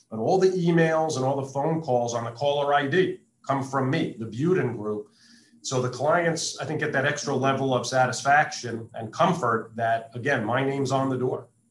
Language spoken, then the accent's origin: English; East Coast, United States; moved away as an adult; now in Las Vegas, United States; I grew up on the East Coast, moved out west in 1996